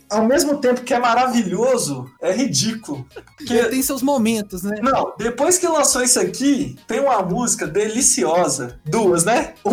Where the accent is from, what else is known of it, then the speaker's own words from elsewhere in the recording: Caeté, Minas Gerais, Brazil; now in Belo Horizonte, Brazil; A galera geralmente do interior vem pra cá. Eu sou um desses, olha só, vim de Caeté, buscar